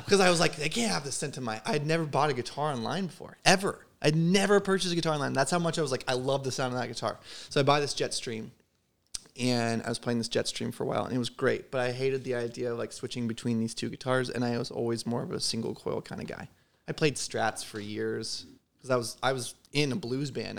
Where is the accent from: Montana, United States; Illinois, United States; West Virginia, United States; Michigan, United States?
Illinois, United States; Southern; I grew up in Southern Illinois